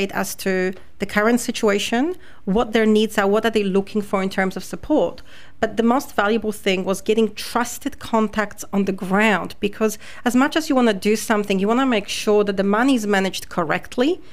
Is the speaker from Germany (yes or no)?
no; Poland; now in Cairns, Australia; I'm originally from Poland